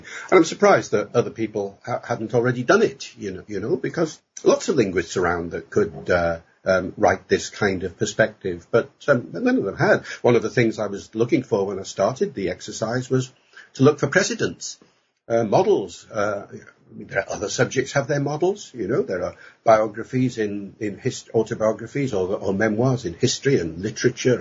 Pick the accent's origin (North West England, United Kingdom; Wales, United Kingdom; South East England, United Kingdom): Wales, United Kingdom; Holyhead; first language English; I grew up in North Wales, in Holyhead